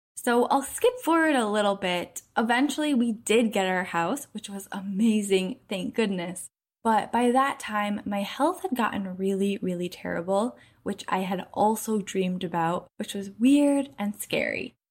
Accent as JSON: {"language": "English", "town": "Minneapolis", "region": "Minnesota", "country": "United States", "tie": "born or raised there", "said": "I grew up in Minneapolis, where there's lots of lakes, over ten thousand apparently"}